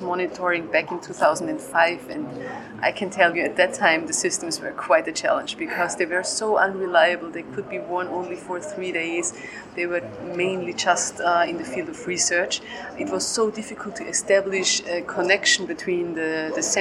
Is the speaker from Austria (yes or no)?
yes; Graz, Styria, Austria; I'm from Graz in Austria